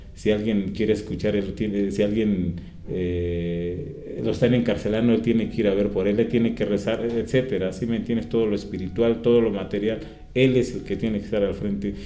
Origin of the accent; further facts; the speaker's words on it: Toluca, State of Mexico, Mexico; soy de San Pablo Autopan, Toluca, Estado de México